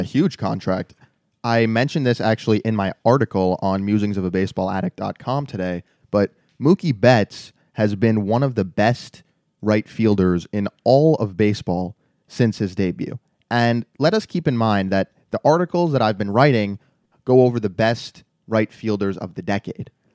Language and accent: English; New York, United States; growing up in New York